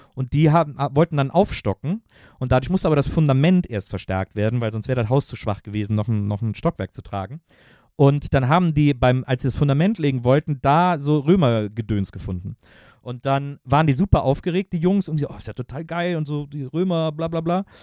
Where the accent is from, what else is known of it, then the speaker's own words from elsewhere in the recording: Wesseling, North Rhine-Westphalia, Germany; moved away as an adult; also born or lived in Cologne; now in Berlin, Germany; ich bin in Köln aufgewachsen